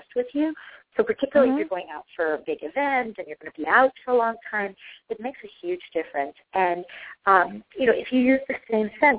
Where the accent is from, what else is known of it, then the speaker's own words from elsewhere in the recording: Costa Rica; moved away; I'm originally from Costa Rica